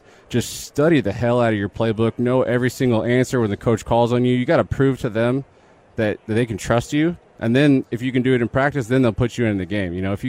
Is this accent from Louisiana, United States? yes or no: no; Canyon Lake, Texas, United States; Yes, I grew up in Canyon Lake. Went to high school in Boulevardy.